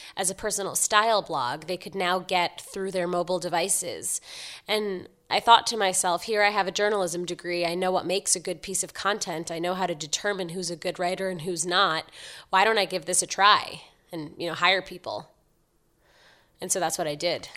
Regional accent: New York City, New York, United States; I grew up in Manhattan, so I'm born and raised

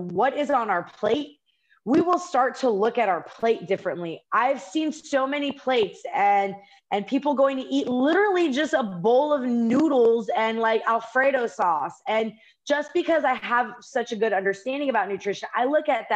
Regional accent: United States; we're both American

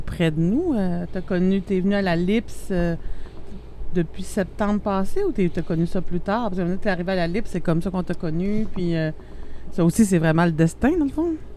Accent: Abitibi, Quebec, Canada; je viens d'une petite région, en plus, je viens de l'Abitibi

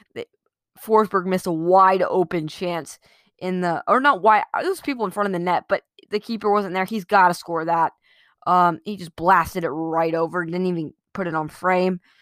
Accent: United States; as an American

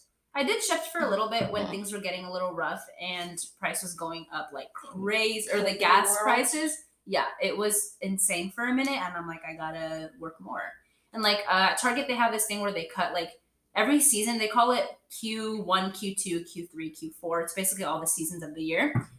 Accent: Mexico; first language Spanish; English is a second language; So fun fact, I'm Mexican and I speak Spanish. That was my first language growing up.

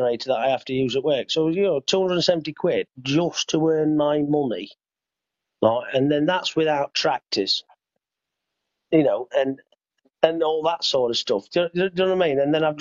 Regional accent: United Kingdom; we're British.

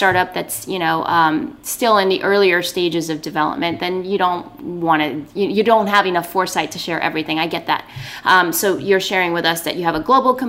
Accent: New York, United States; I'm a New Yorker.

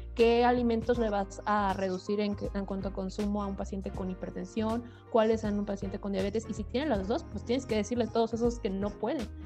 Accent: Guadalajara, Jalisco, Mexico; Yo soy de Guadalajara

